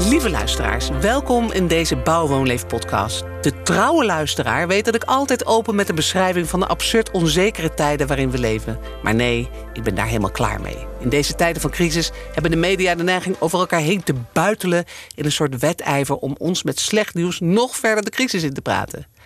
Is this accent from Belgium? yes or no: no; Amsterdam, North Holland, Netherlands; ik als Amsterdammer